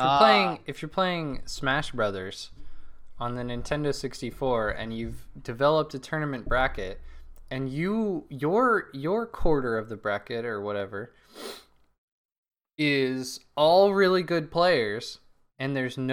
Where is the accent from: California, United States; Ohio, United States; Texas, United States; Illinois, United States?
California, United States; Burlingame; I'm forever fucked when it comes to my hometown. It's Burlingame, California.